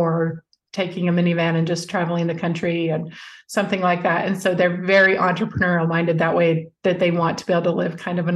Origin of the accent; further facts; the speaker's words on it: Alaska, United States; also born or lived in Utah / California; now in Dallas, United States; I'm from Alaska, but we raised our children mainly in Utah and California